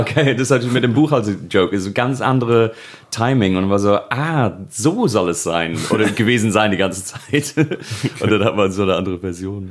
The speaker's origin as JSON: {"language": "German", "town": "Birkenhead", "region": "North West England", "country": "United Kingdom", "tie": "born or raised there", "accent": "Scouse", "second_language": "German", "moved": "as an adult", "lives_now": "Germany", "said": "Birkenhead und dann Babington bei Birkenhead bei Liverpool"}